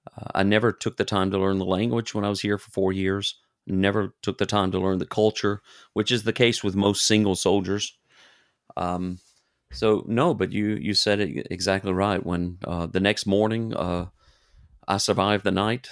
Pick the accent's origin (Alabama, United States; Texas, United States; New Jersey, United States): Alabama, United States; Brewton; moved away as an adult; now in Germany; I was born and raised in Bruton, Alabama